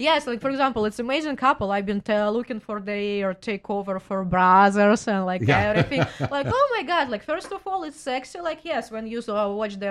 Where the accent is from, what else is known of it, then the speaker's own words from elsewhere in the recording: Russia; accent: Russian; English is a second language; moved away; I changed my Russian accent